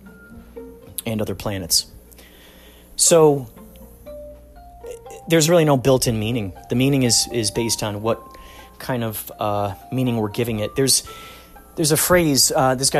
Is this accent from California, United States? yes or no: no; Chicago, Illinois, United States; we grew up in Chicago.